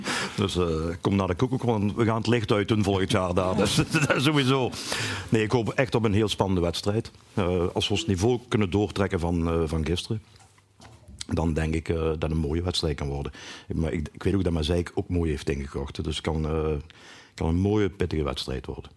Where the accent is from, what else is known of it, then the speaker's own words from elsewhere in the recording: Achel, Flanders, Belgium; ik kom uit Achel. En, eh, een Noord-Limburger